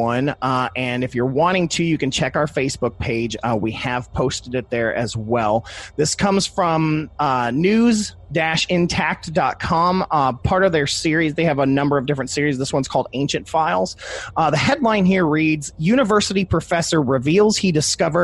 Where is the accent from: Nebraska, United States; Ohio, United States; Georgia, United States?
Ohio, United States; I'm from Ohio